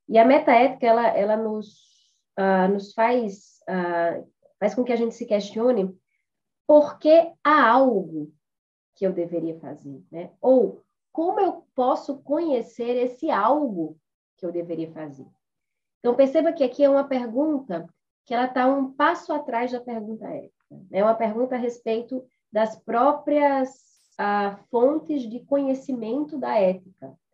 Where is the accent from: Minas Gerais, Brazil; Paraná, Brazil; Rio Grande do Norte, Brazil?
Rio Grande do Norte, Brazil; Natal; moved away as an adult; now in São Paulo, Brazil; eu sou de Natal, então eu sou ah, formada em Direito, né, pela Universidade Federal do Rio Grande do Norte, mas já resido aqui em São Paulo há oito anos.